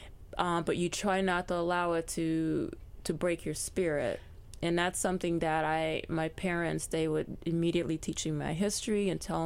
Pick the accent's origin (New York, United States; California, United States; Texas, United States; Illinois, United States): Illinois, United States; Chicago; I was born in Chicago, but raised Southern. So my family was from the South